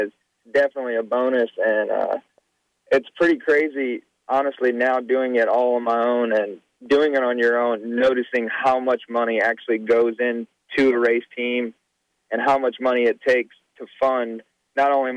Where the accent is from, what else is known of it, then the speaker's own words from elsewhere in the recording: Texas, United States; I'm from Texas